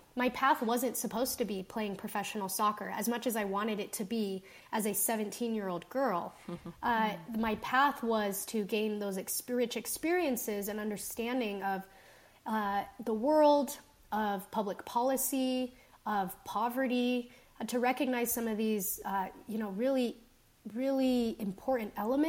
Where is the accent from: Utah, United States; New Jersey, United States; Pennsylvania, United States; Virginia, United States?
Utah, United States; South Jordan; I was born in South Jordan, Utah. Aside from my family members, I didn't associate with a lot of other Colombians in that community. Grew up, speaking Spanish and English in the home.